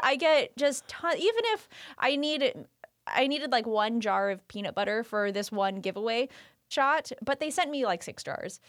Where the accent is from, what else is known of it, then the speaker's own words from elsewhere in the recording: Roseville, California, United States; also born or lived in Lincoln, California; I grew up, born and raised in Roseville.